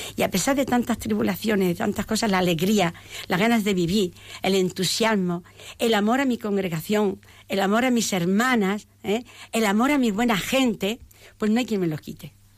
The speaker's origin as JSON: {"language": "Spanish", "town": "Peñarroya-Pueblonuevo", "region": "Andalusia", "country": "Spain", "tie": "born or raised there", "said": "yo vengo de una familia de Córdoba de Córdoba Peñarroya Pueblo Nuevo una familia entrañable"}